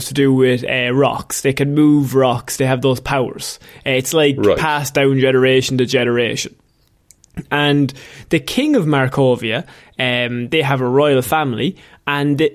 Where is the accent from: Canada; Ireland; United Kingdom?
Ireland; We're Irish